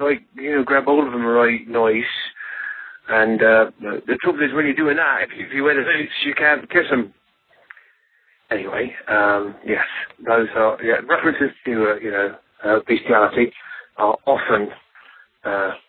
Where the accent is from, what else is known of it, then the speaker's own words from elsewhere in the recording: London, United Kingdom; now in Wisconsin, United States; I'm from London myself